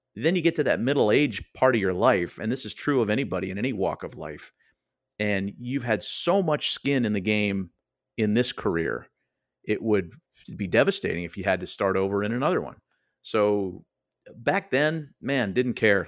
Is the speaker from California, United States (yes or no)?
yes; Oakland, California, United States; I was just a Yahoo kid growing up in Oakland, California, in the East Bay